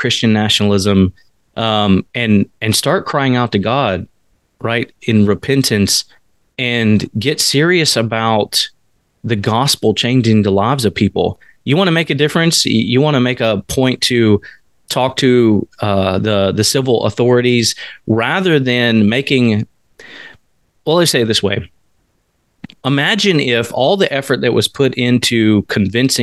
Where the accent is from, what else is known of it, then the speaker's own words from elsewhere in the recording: the South, United States; I grew up in the South.